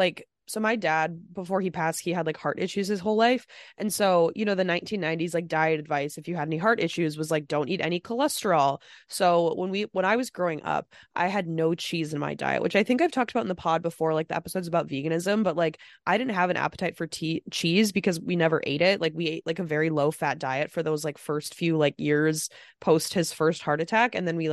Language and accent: English; Midwest, United States; we're from the Midwest